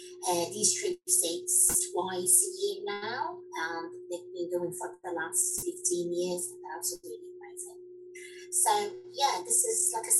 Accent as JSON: {"language": "English", "town": "Casablanca", "region": "Casablanca-Settat", "country": "Morocco", "tie": "born or raised there", "moved": "as an adult", "lives_now": "United Kingdom", "said": "I'm one of the UK Moroccan dance teacher. I was born and bred in Casablanca, that is Morocco. I moved to the UK in 1996, seeking a master and a PhD in drama."}